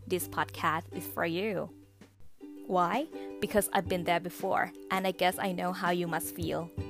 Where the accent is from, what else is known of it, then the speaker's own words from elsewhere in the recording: Thailand; moved away; also born or lived in United States; เราเนี่ยไม่ใช่เจ้าของภาษาก็จริง แต่ว่าเราก็เป็นนักเรียนไทยคนหนึ่งที่เรียนภาษาอังกฤษผ่าน หลักสูตรภาษาไทยมาโดยตลอด